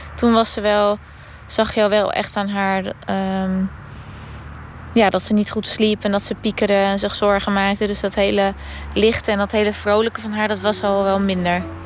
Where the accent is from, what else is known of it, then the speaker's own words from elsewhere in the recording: Woerden, Utrecht, Netherlands; ik kom uit Woerden.